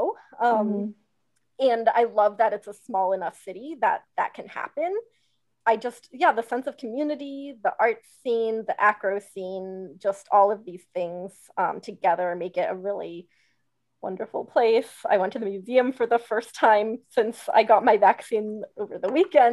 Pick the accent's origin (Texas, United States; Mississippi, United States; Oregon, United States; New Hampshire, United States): New Hampshire, United States; southern; also born or lived in Pittsburgh; now in Atlanta, United States; back home with my family in southern New Hampshire where I grew up